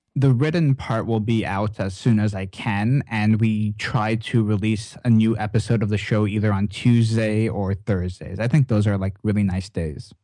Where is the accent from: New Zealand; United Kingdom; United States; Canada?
Canada; as a Canadian